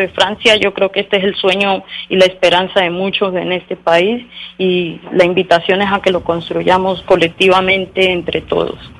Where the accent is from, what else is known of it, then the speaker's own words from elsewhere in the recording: Colombia; como colombianos y colombianas